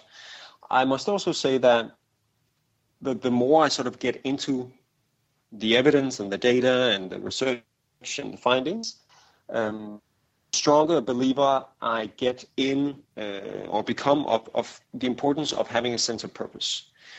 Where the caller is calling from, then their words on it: Copenhagen, Capital Region of Denmark, Denmark; I'm calling from Copenhagen.